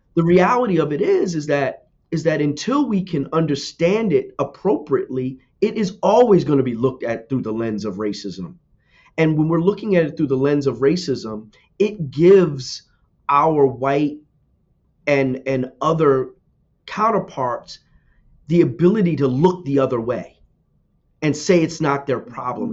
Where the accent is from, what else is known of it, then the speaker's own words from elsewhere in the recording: New Jersey, United States; I'm from New Jersey, born and raised.